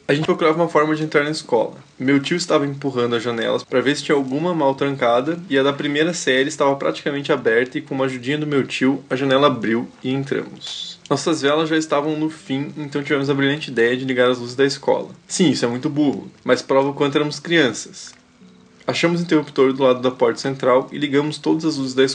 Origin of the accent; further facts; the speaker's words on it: Brasília, Federal District, Brazil; now in Ceará, Brazil; Tenho 22 anos e moro atualmente no Ceará, mas sou de Brasília.